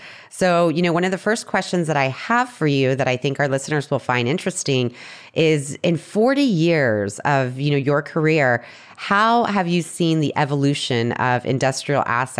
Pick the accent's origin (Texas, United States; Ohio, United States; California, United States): Texas, United States; San Antonio; now in Boston, United States; San Antonio.